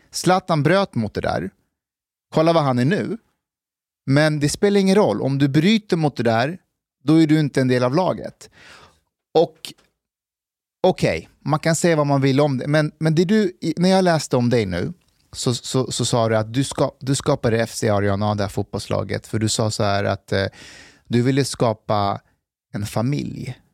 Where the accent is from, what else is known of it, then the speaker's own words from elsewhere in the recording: Sweden; du är invandrare, jag är svensk.